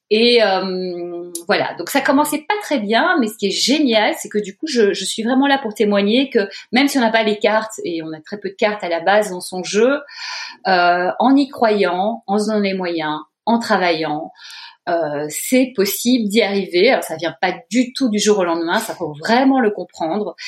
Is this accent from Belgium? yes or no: yes; Brussels, Brussels-Capital Region, Belgium; moved away; j'ai grandi dans un beau pays, le plat pays qui est le mien